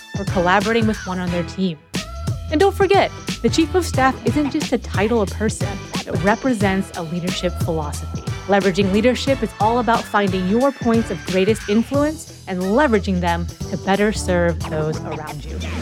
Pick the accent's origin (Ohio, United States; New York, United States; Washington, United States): Washington, United States; Seattle; we're both from Seattle